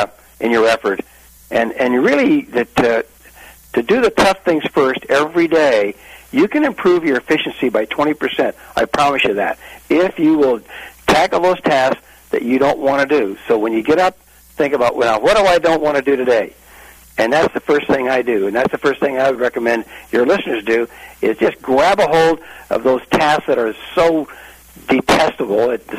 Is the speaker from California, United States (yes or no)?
yes; Imperial Valley, Southern California, United States; I grew up in Southern California down the Imperial Valley